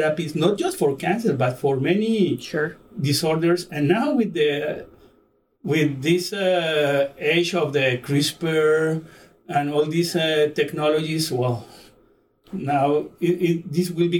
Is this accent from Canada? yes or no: no; Colombia; I was born in Colombia, and I went to the School of Medicine in Colombia